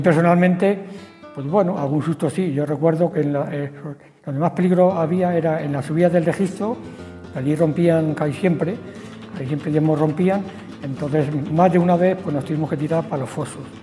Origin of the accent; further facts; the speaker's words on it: Spain; yo, que soy nacido ahí, justamente en Santa Clara, al final cerca del campo de fútbol